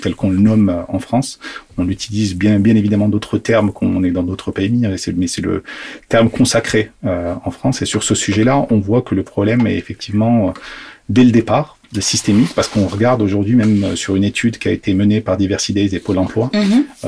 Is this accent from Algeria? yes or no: yes; Algeria; moved away; je suis né en Algérie, mm-hmm. euh, donc j'ai toujours eu un pied africain, entre guillemets.